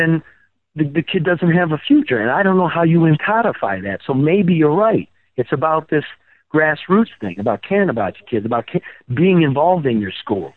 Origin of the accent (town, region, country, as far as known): Midwest, United States; moved away; also born or lived in West Coast